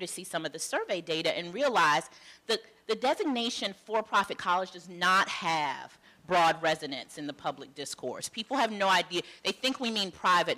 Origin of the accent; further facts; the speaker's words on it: Charlotte, North Carolina, United States; I am from North Carolina, Charlotte, North Carolina, mostly. So I knew the local landscape of schools in Charlotte the way one does when you're growing up